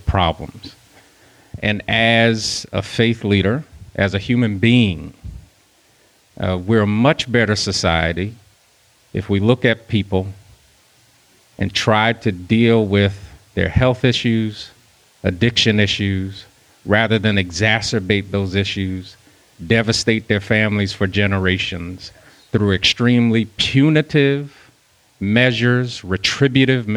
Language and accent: English; New Jersey, United States; growing up in New Jersey